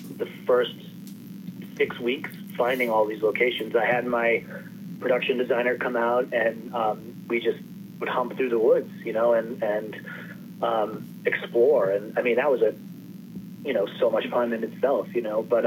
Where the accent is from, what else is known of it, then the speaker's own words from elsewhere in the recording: Maine, United States; I grew up in Maine